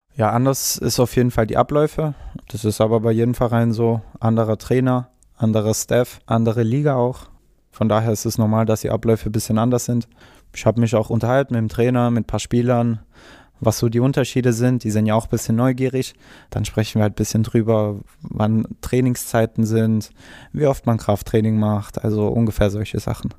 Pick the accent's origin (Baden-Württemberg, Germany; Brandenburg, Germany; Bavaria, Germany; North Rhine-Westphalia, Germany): Baden-Württemberg, Germany; Stuttgart; also born or lived in Ulm; ich bin sogar in Cannstatt geboren